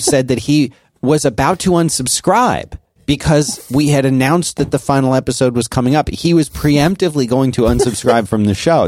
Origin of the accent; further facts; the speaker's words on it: Philadelphia, Pennsylvania, United States; I grew up in Philadelphia